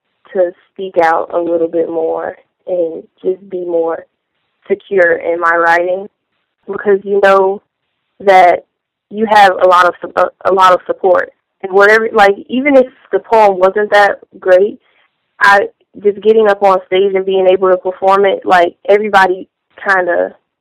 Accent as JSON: {"language": "English", "town": "Chicago", "region": "Illinois", "country": "United States", "said": "I'm from Chicago"}